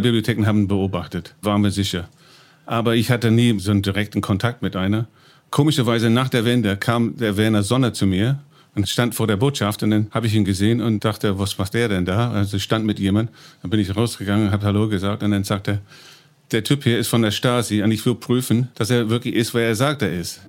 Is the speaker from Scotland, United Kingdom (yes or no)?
no; East of England, United Kingdom; German is a second language; moved away as an adult; now in Berlin, Germany; Ich bin Engländer, komme aus dem Land in Ostengland